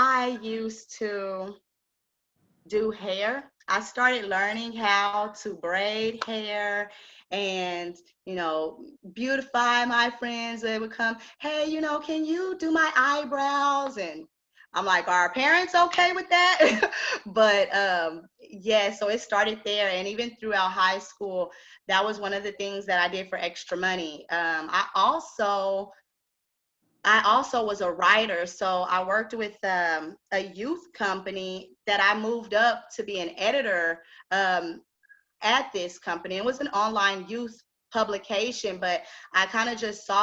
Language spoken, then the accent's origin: English; Austin, Texas, United States; I'm originally from Austin